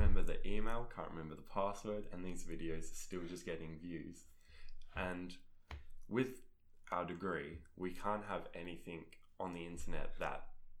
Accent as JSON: {"language": "English", "country": "Australia", "said": "I'm Australian."}